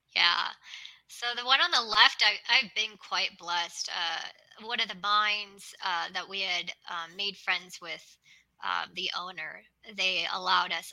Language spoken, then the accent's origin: English; Los Angeles, California, United States; moved away; also born or lived in Arizona / Nevada / Utah; I'm originally from Los Angeles